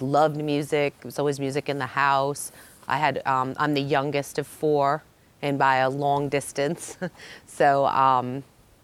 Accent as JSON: {"language": "English", "town": "Dedham", "region": "Massachusetts", "country": "United States", "tie": "born or raised there", "said": "I'm from Massachusetts, born, raised, went all the way from Dedham to Boston College, a whole 30 minutes away"}